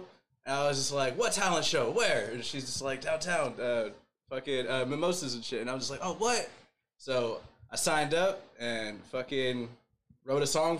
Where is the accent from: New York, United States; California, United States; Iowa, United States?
California, United States; Modesto; Yeah, I'm from Modesto.